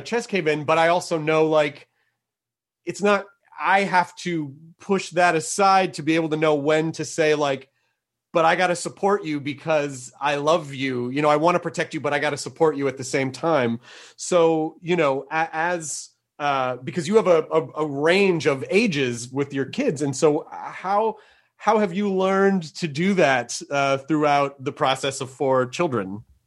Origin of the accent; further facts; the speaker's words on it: Tennessee, United States; I'm I'm from Tennessee